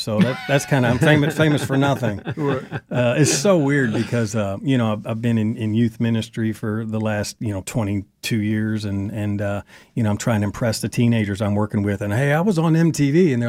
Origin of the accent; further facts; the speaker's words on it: Kentucky, United States; also born or lived in Wisconsin / Phoenix / Baltimore; And I'm from Kentucky, but I was born in Wisconsin and lived in Phoenix, Arizona, Baltimore, Maryland, Eastern Kentucky, Western Kentucky.